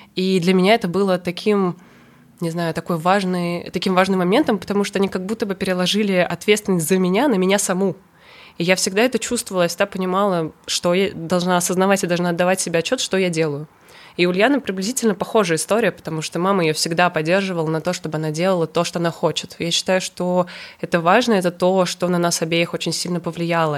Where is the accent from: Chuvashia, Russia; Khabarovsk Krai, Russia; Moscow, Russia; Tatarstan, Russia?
Tatarstan, Russia; Kazan; moved away as an adult; also born or lived in Saint Petersburg; Я из Казани, но 18 лет я переехала в Петербург